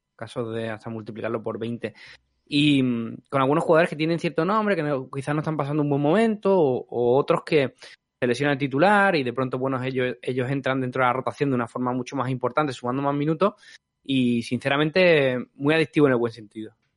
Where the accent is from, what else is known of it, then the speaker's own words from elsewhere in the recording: Spain; nosotros como españoles